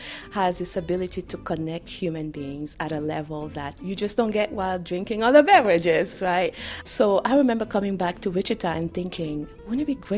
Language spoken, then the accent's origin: English; Benin; first language French; English is a second language; also born or lived in Nantes, France; now in United States; I am originally from Benin, West Africa, and Benin was colonized by French. So French is my first language. I grew up speaking French. I was also raised in France, in Nantes. That's where my family is.